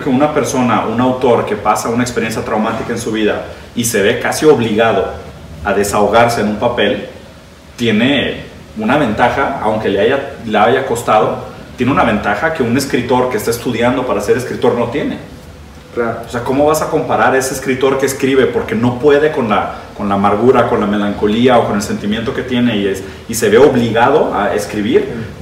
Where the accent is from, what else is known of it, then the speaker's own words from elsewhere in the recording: Brazil; first language Portuguese; Spanish is a second language; moved away; also born or lived in Italy; yo soy brasileño, yo fui educado en portugués, aprendí español bastante después, como a los 15 años de edad.